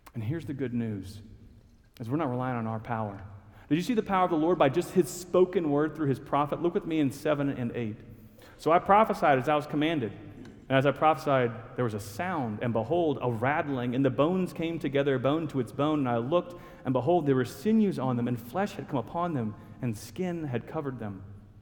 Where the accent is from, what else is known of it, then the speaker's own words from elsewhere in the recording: Huntsville, Alabama, United States; now in Norfolk, United States; I was born and raised in Huntsville, Alabama, just a little ways away from here